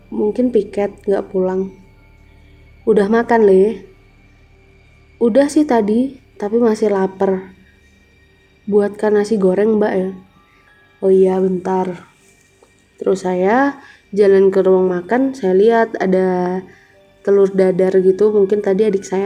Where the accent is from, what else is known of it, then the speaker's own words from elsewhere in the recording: Malang, East Java, Indonesia; saya dari Kota Malang.